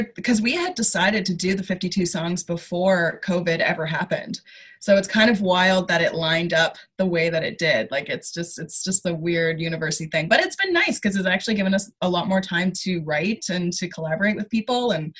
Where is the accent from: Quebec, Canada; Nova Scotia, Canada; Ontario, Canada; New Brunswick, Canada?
Nova Scotia, Canada; moved away; especially because I came from Nova Scotia, where people talk funny, and you know, I had to like curb my accent and stuff.